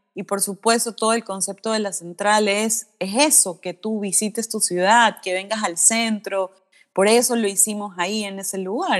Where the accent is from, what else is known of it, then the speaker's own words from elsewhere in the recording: Guayaquil, Guayas, Ecuador; soy de Guayaquil